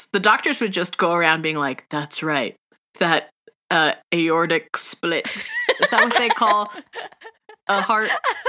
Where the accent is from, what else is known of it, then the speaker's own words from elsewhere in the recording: California, United States; as we are from California, as we grew up in California, we are California girls.